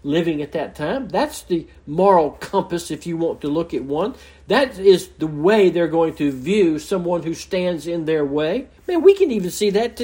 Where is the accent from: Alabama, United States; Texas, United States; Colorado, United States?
Alabama, United States; Mobile; moved away; I'm from Mobile, Alabama originally, and man, the Mardi Gras day, the Mardi Gras season was big. I can remember as a child going down in the parades